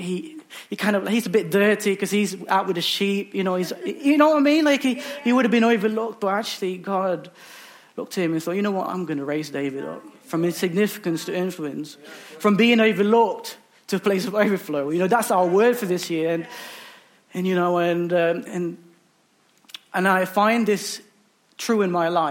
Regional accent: Philippines; now in United Kingdom; I'm originally from the Philippines

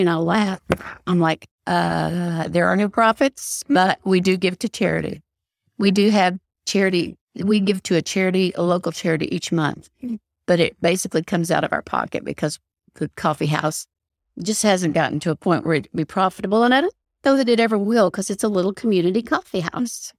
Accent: Knoxville, Tennessee, United States; now in Texas, United States; I was born and raised in Knoxville, Tennessee

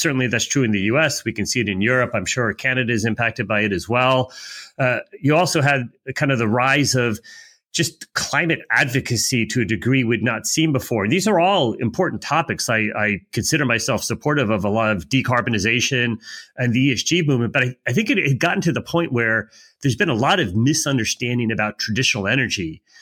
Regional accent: United States; I'm an American

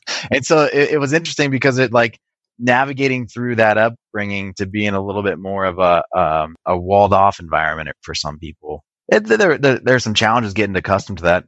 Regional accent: Racine, Wisconsin, United States; now in California, United States; I was born in a, a, small city called Racine, which is right off of Lake Michigan.

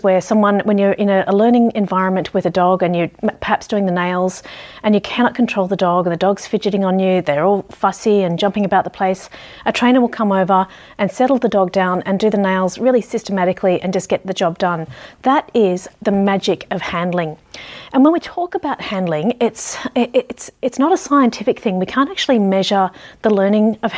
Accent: Ballarat, Victoria, Australia; growing up in Ballarat

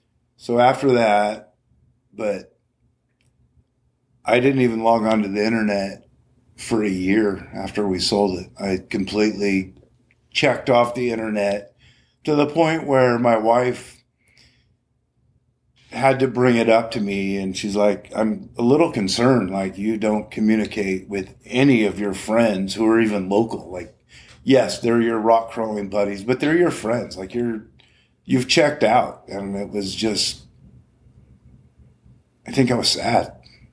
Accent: Morro Bay, California, United States; growing up in Morro Bay, comfortable on the ocean, boating, you know, something I've just always done.

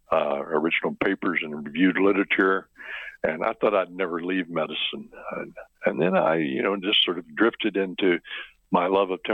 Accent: western Kentucky, United States; also born or lived in Michigan; now in Oregon, United States; I was born in Michigan. My parents then moved to a farm in the extreme western part of Kentucky, right on the Illinois-Missouri border. And we grew up with row crops

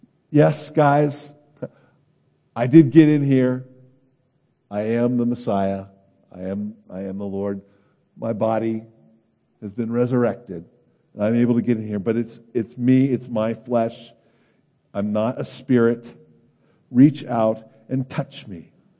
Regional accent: California, United States; I'm from California, and I was born in the 60s. I was a grade school child in the 70s.

